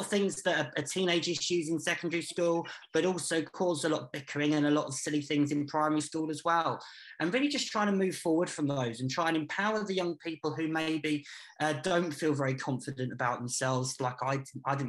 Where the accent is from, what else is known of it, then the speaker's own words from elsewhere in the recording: Peterborough, East of England, United Kingdom; I've grown up here. I grew up in Eastfield and then Dogsthorpe